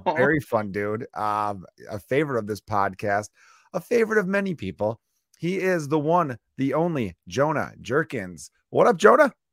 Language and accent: English; Chicago, Illinois, United States; Growing up in the Porch Park neighborhood of Chicago